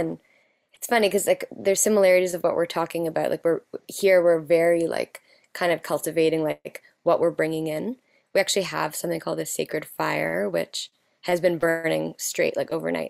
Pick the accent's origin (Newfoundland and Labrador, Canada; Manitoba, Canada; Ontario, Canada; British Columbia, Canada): Ontario, Canada; Toronto; We're both from Toronto.